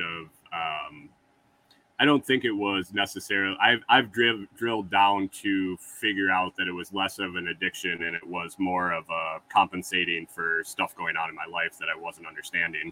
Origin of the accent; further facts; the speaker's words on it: Western New York, United States; moved away as an adult; also born or lived in Minnesota; I grew up in Western New York and moved to Minnesota in when I was 24. And then I moved out of Minnesota when I was 45.